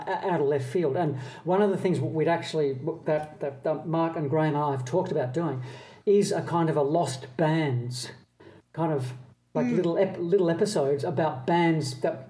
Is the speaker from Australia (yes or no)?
yes; Australia; growing up in Australia